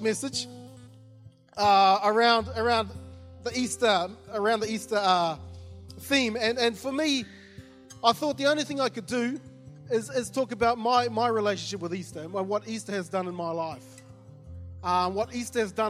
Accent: New Zealand; moved away; when I was growing up, I grew up in New Zealand.

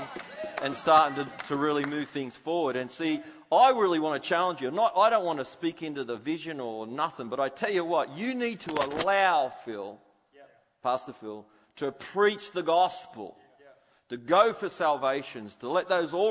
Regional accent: Australia; I'm an Aussie.

